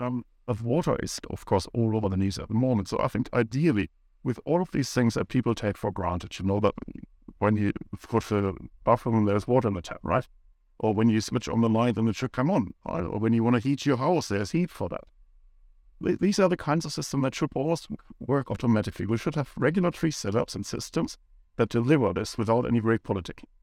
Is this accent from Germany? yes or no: yes; Germany; moved away as an adult; now in New Zealand; I grew up in Germany